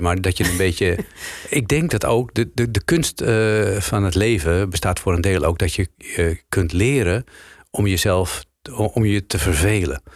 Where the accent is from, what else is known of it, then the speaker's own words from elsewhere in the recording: Amsterdam, North Holland, Netherlands; also born or lived in Haarlem; ik ben eh, natuurlijk een Amsterdammer. Dus ik moet altijd eh, verbloemen dat ik uit Amsterdam-West kom.